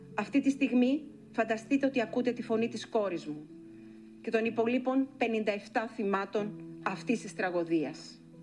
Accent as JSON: {"language": "Greek", "country": "Greece", "said": "Είμαι μια μητέρα από την Ελλάδα"}